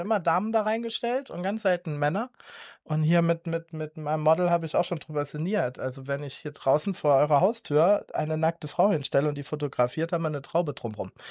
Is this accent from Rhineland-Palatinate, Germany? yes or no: yes; Ludwigshafen, Rhineland-Palatinate, Germany; Ich bin aufgewachsen in der Pfalz